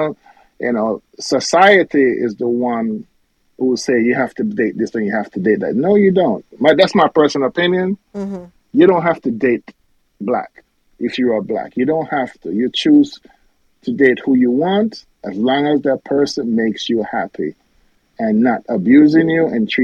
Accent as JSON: {"language": "English", "country": "Jamaica", "said": "a lot of people told me I'm not Jamaican enough."}